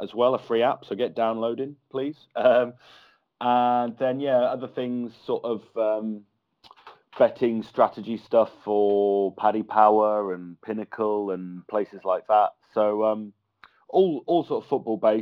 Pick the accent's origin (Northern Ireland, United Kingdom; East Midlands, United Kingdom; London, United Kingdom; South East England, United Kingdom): East Midlands, United Kingdom; Kettering; A town called Kettering, which is in the Midlands in Northamptonshire. So no connection to Liverpool at all. But, yeah, that's where I'm from originally.